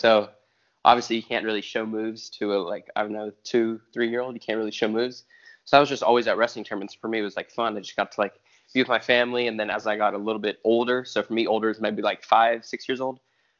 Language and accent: English; California, United States; born there; also born or lived in Arizona; Yeah, I was born in California. I started wrestling in Arizona.